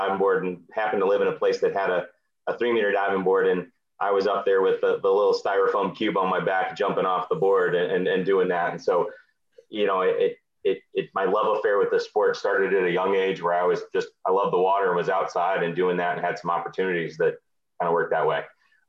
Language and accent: English; Lincoln, Nebraska, United States; now in Minneapolis, United States; I started diving in 1979 as 7 years old. And growing up in Lincoln, Nebraska.